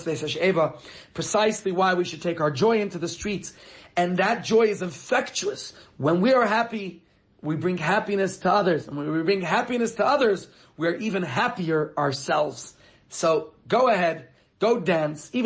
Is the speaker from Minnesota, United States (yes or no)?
no; New York, United States; now in Johannesburg, South Africa; as a child growing up in New York